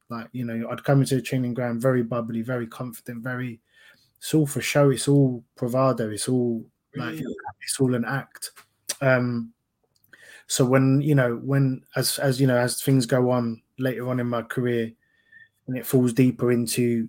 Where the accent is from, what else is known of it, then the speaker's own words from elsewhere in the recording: London, United Kingdom; I'm a kid from Fulton Heath, South London